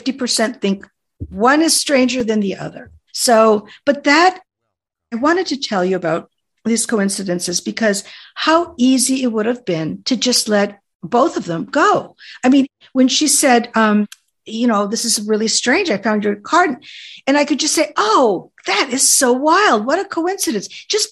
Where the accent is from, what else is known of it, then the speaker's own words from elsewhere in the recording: Oregon, United States; And then, oh, and how I was from Oregon. My driver's license was from Oregon